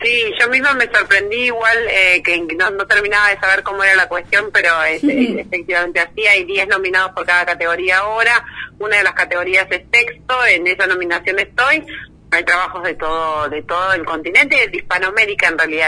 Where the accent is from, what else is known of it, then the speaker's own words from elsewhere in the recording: Bella Vista, Buenos Aires Province, Argentina; yo crecí en Bellavista, eh, partido de San Miguel, provincia de Buenos Aires